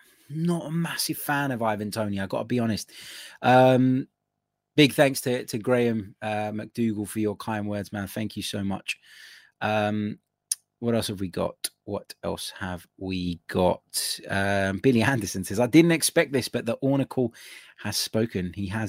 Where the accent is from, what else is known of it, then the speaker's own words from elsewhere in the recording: Serbia; English is a second language; I'm from Serbia, and believe me, I know what I'm talking about.